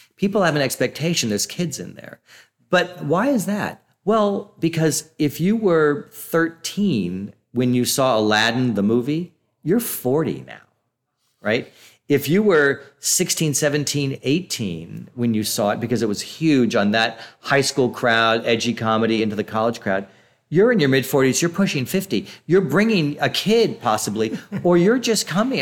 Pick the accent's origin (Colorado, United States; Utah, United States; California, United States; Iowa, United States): California, United States; outside of San Francisco; moved away; I grew up outside of San Francisco during that period when there was so much funding for the arts